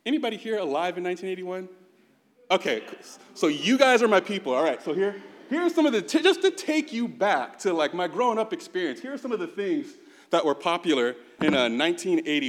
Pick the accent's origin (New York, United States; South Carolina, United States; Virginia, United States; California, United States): California, United States; San Bruno; also born or lived in Chicago, Illinois; I grew up actually in the Bay Area